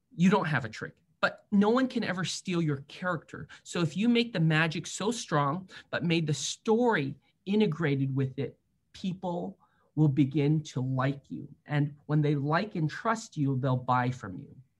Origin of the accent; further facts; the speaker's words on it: San Francisco, California, United States; I grew up in San Francisco